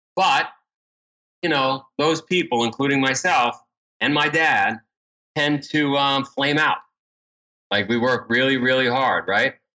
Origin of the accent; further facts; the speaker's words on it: New York City, New York, United States; I grew up in Ground Zero, uh, for Goodfellow